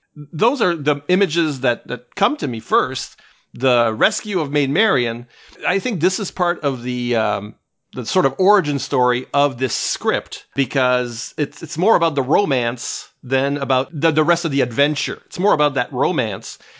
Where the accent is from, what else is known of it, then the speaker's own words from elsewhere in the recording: Canada; I'm Canadian too